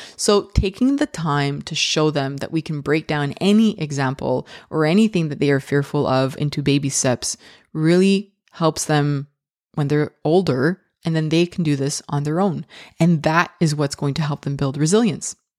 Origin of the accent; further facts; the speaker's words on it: Canada; I'm so Canadian